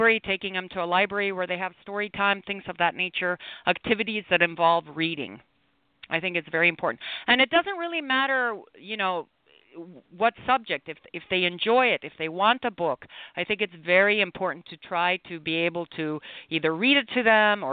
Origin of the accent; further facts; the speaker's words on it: Mexico City, Mexico; also born or lived in Chicago, Illinois; I was born in Chicago, Illinois, and I was raised in Mexico City, Mexico